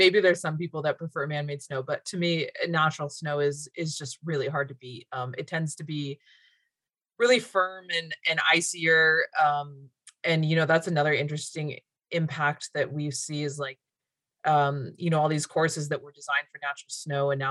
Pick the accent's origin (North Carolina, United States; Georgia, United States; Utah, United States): Utah, United States; moved away as an adult; now in Alaska, United States; I grew up in the West in Utah